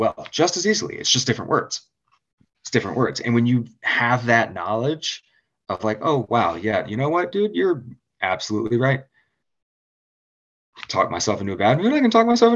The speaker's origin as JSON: {"language": "English", "town": "Richmond", "region": "Virginia", "country": "United States", "said": "I'm from Richmond, Virginia"}